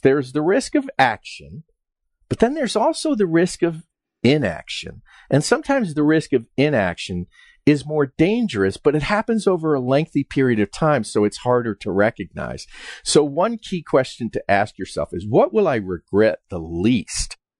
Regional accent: Westchester, New York, United States; moved away as an adult; also born or lived in West Virginia; I grew up in Westchester, New York

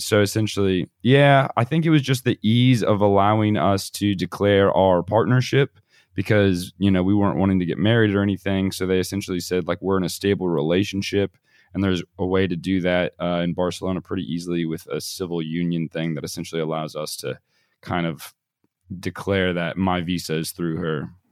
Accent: United States; moved away as an adult; also born or lived in Australia; we had traveled a bit around the U.S

